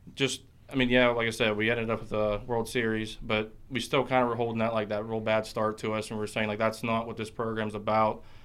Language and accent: English; Tyrone, Pennsylvania, United States; I'm from Tyrone, Pennsylvania, in between State College and Altoona